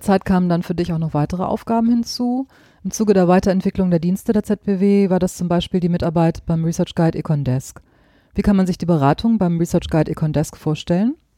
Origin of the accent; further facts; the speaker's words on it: Germany; bei uns in Deutschland